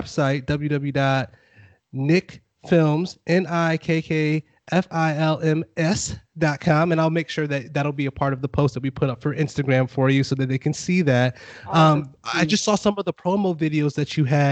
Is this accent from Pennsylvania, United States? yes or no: no; Buffalo, New York, United States; now in Fort Worth, United States; I'm from Buffalo.